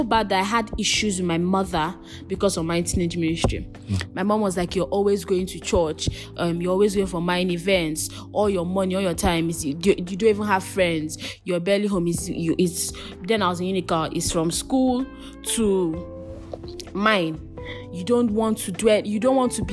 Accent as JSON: {"language": "English", "town": "Calabar", "region": "Cross River", "country": "Nigeria", "tie": "born or raised there", "said": "I grew up in Calabar"}